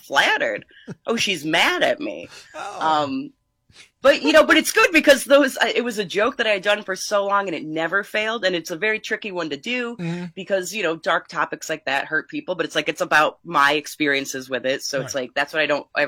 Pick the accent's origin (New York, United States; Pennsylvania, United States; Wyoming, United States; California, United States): Pennsylvania, United States; Northeast; moved away as an adult; now in Los Angeles, United States; I'm from Northeast Pennsylvania.